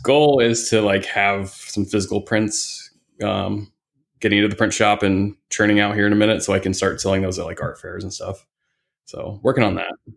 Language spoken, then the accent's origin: English; Indiana, United States; now in Phoenix, United States; I grew up in the Midwest. I'm from Indiana.